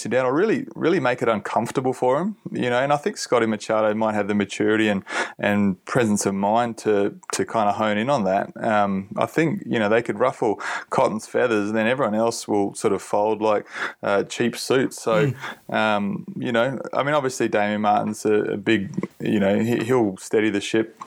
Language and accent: English; Perth, Western Australia, Australia; now in Queensland, Australia; I'm from Perth